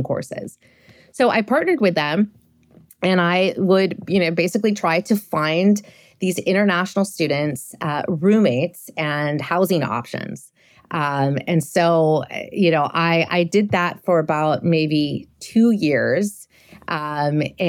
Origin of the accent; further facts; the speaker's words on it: Los Angeles, California, United States; moved away as an adult; now in Madrid, Spain; I'm originally from Los Angeles, born and raised in the beautiful San Fernando Valley